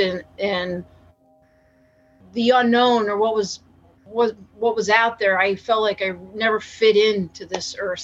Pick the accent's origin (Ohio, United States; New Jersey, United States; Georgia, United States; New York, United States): New Jersey, United States; Tabernacle; I grew up in Tabernacle, you know, in New Jersey, Tabernacle, New Jersey